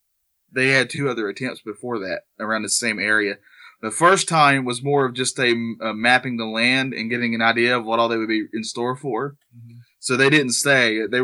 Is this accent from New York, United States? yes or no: no; North Carolina, United States; That's my home state. I love this state. But, you know, we have mountains, which is where I'm closer to.